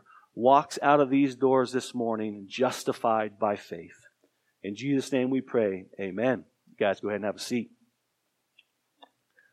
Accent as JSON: {"language": "English", "town": "Tucson", "region": "Arizona", "country": "United States", "tie": "born or raised there", "said": "I grew up in Tucson, Arizona"}